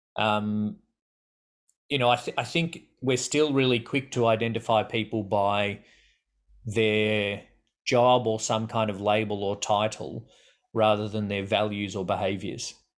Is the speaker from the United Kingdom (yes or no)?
no; Australia; accent: Australian; people will think we're English because of our accent and but then they'll a lot of people guess South African before they guess Australian